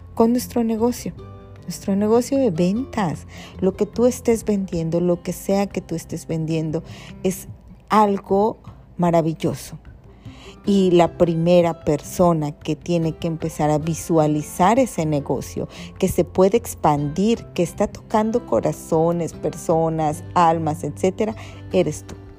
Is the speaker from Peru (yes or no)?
no; Ciudad del Carmen, Campeche, Mexico; soy de aquí, de Ciudad del Carmen, ¿verdad? Carmela, como todos